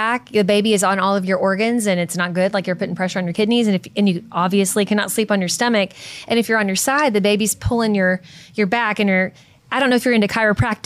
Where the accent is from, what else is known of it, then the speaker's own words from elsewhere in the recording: Kentucky, United States; I'm from Kentucky